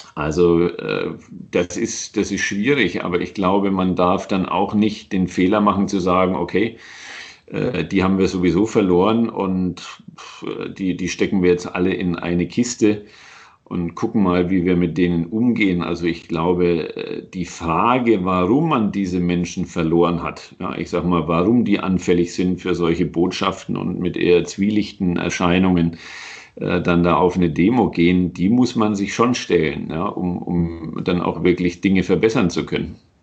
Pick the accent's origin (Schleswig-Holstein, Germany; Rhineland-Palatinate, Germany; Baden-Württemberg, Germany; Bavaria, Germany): Bavaria, Germany; Nuremberg; moved away as an adult; also born or lived in Cologne / United States; in meiner Heimatstadt gelandet bin oder in diesem kleinen Vorort äh, daneben